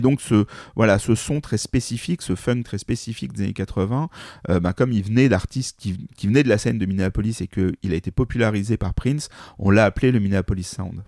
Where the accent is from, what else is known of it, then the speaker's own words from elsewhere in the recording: Paris, Île-de-France, France; je suis parisien.